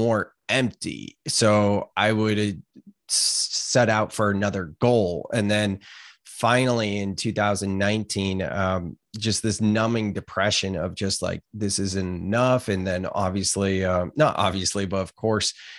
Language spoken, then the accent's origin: English; Gilroy, California, United States; I grew up in California, Gilroy, California, garlic capital of the world. I've never actually lived outside the state